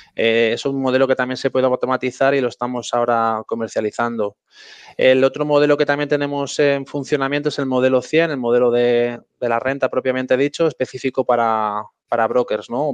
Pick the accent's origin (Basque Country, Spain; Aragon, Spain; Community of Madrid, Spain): Community of Madrid, Spain; Madrid; Yo soy de Madrid y bueno, estamos bastante a gusto aquí